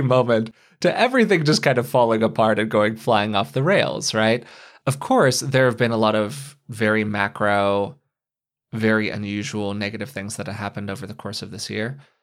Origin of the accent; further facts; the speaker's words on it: United States; as an American